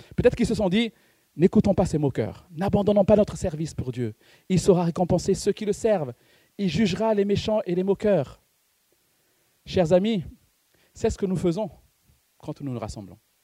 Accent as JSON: {"language": "French", "country": "Madagascar", "said": "C'est parce que je suis malgache que je mange du riz"}